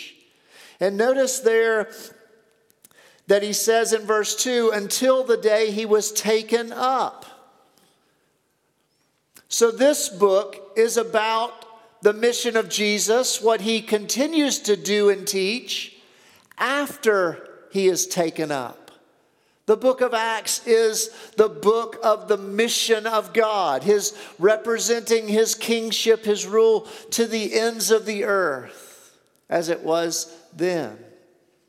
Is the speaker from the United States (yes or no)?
yes; the South, United States; I grew up in the South.